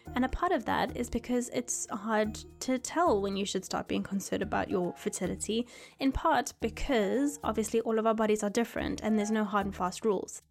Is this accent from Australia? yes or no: no; South Africa; moved away; I'm from South Africa